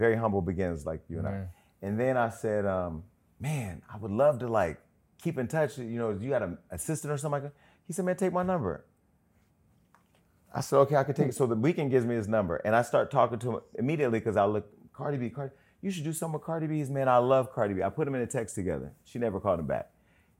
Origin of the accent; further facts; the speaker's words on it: Pontiac, Michigan, United States; I come from Pontiac, I come from humble beginnings.